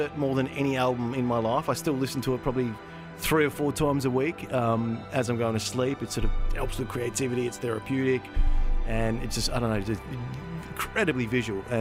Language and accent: English; Busselton, Western Australia, Australia; We grew up in Busselton